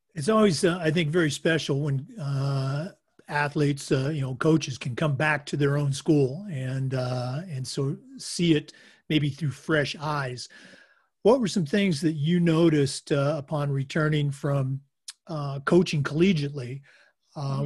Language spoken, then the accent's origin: English; Oregon, United States; moved away; I'm born and raised in Oregon